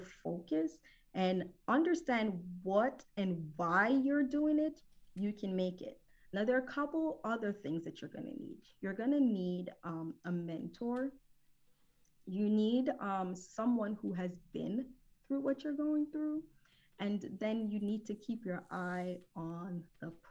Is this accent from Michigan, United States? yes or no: no; New Jersey, United States; moved away as an adult; also born or lived in Jamaica / Philadelphia, Pennsylvania; now in Houston, United States; I am originally from Jamaica, the West Indies, so I'm a Caribbean queen. I was raised in New Jersey.